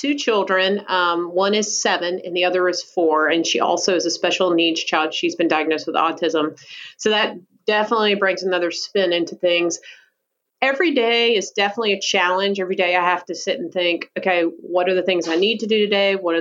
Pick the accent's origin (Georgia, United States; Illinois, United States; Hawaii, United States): Georgia, United States; accent: Southern; also born or lived in Colorado / Savannah, Georgia; You probably also can hear my wonderful Southern accent. I'm actually originally from Georgia